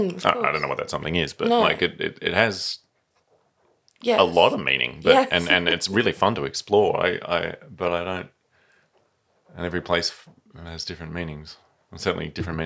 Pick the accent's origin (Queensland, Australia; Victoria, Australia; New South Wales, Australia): Victoria, Australia; Melbourne; moved away as an adult; also born or lived in Sydney; now in Tasmania, Australia; when people see my surname … they go, oh, where are you from? And I'm like, grew up in Camberwell in Melbourne. I don't really even feel Italian.